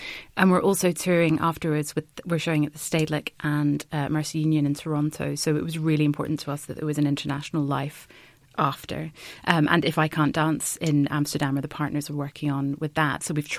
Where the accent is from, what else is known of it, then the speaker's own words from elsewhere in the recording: Scotland, United Kingdom; We're both incredibly proud to be representing Scotland. I'm Scottish, so I don't really sound it.